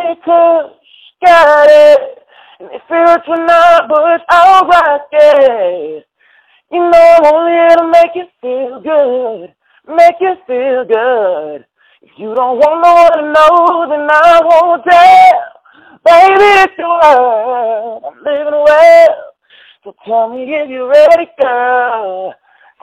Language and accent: English; Toronto, Ontario, Canada; moved away as an adult; also born or lived in Nigeria; now in Atlanta, United States; growing up in Toronto